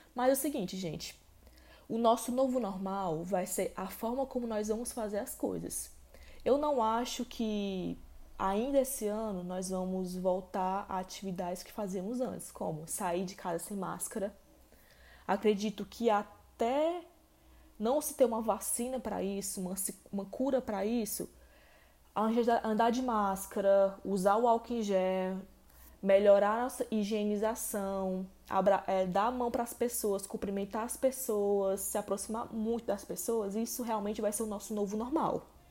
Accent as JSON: {"language": "Portuguese", "region": "Ceará", "country": "Brazil", "tie": "born or raised there", "said": "aqui no Ceará, que é o estado onde eu moro, onde eu nasci"}